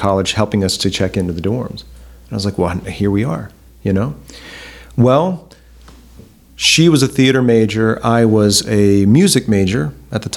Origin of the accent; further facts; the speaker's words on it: Montgomery, Alabama, United States; Huntington College, which was in my hometown, and I had no plans of going to Huntington College. I had already like applied to other schools. I was planning to get out of Montgomery.